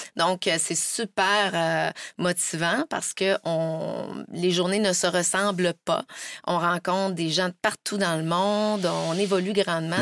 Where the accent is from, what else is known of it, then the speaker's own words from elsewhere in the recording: Quebec City, Quebec, Canada; also born or lived in France / Brazil; quand j'étais jeune, il n'y en avait pas à Québec